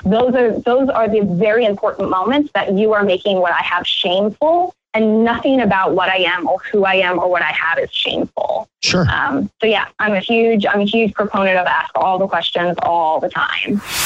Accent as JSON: {"language": "English", "region": "Iowa", "country": "United States", "tie": "born or raised there", "said": "my home state in Iowa"}